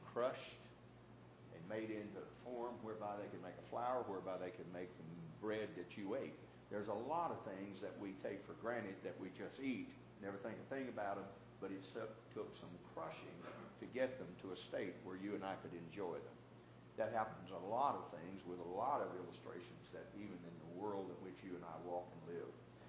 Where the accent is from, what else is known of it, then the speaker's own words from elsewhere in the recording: the South, United States; when I was growing up in the South